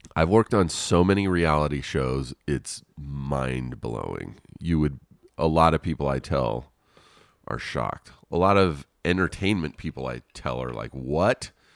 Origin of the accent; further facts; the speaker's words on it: Riverside, California, United States; moved away as an adult; now in Los Angeles, United States; I grew up in Riverside an hour outside of Los Angeles.